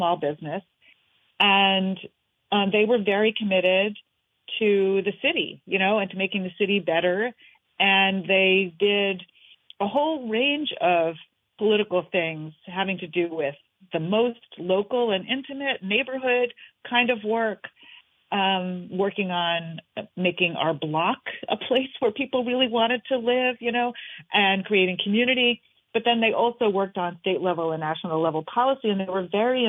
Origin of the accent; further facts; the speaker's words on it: New York City, New York, United States; the apartment where I grew up in New York City